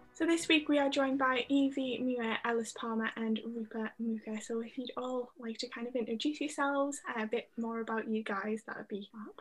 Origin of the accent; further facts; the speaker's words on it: Sunderland, North East England, United Kingdom; from Sunderland and graduated in July